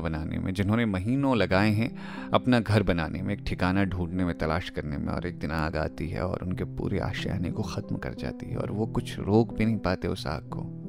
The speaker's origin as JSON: {"language": "Hindi", "area": "Chopra village, Nainital", "region": "Uttarakhand", "country": "India", "tie": "born or raised there", "moved": "yes", "said": "मेरी ना पैदाइश जो हुई है वो नैनीताल के चोपड़ा गांव में हुई है"}